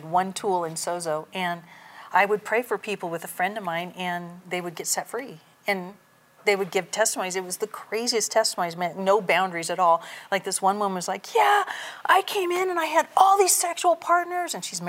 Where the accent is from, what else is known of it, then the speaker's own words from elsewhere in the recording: Redding, California, United States; My family's from Redding, and I was born when my dad was in the service. So I was born not in Redding, but I've been in Redding my entire life.